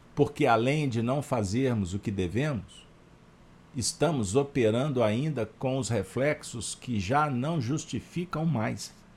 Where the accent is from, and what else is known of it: Minas Gerais, Brazil